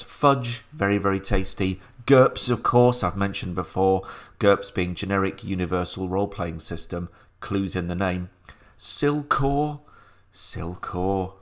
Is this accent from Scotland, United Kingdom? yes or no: no; Sheffield, Yorkshire and the Humber, United Kingdom; the game shop on the moor in Sheffield, my hometown